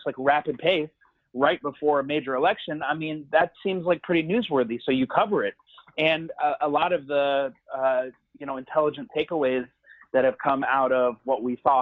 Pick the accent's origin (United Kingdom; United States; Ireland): United States; San Antonio, Texas; San Antonio, majority Latino city, also my hometown